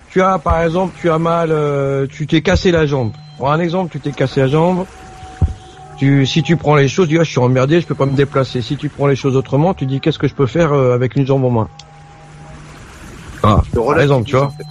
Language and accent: French; France; born there; moi, je suis né en France, donc j'ai pas connu ce que mon père a vécu et mes parents ont vécu.